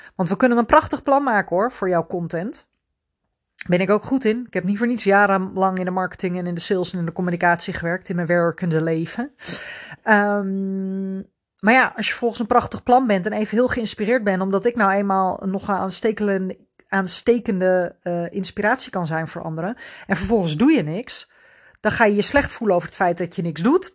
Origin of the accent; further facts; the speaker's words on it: Netherlands; als Nederlanders